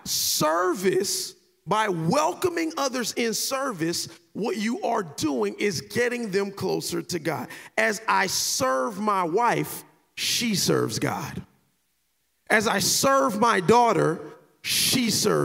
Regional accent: Miami Gardens, Florida, United States; I'm from Carroll City.

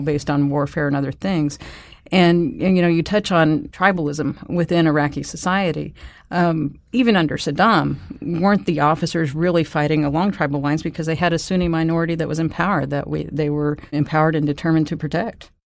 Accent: United States; as Americans

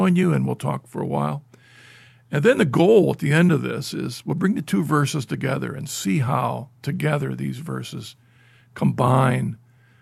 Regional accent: Ohio, United States; I'm usually within the boundaries of Ohio most of my life

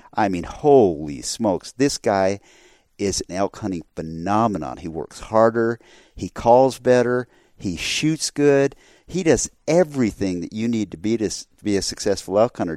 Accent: Arizona, United States; I grew up in Arizona. I grew up in the West

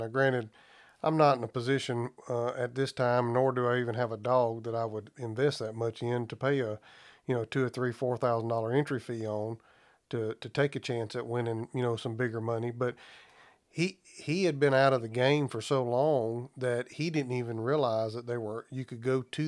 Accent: Alabama, United States; moved away; I'm from Alabama originally

